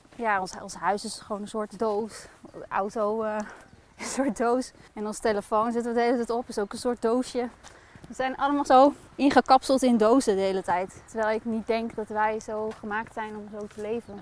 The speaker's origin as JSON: {"language": "Dutch", "region": "Groningen", "country": "Netherlands", "moved": "yes", "lives_now": "Zwolle, Netherlands", "said": "Oorspronkelijk kom ik uit Groningen."}